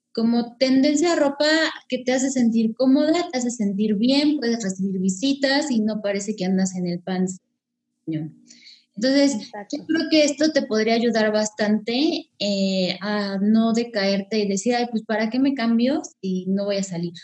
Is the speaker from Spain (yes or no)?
no; Mexico; como somos las mexicanas